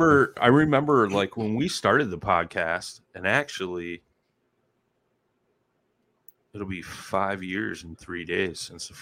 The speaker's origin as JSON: {"language": "English", "region": "Midwest", "country": "United States", "said": "I'm from the Midwest."}